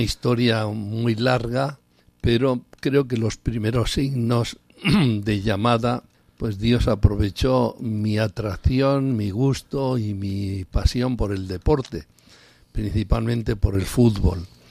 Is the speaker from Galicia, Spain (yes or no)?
no; Aguilar del Río Alhama, La Rioja, Spain; mi pueblo, Aguilar del Rialama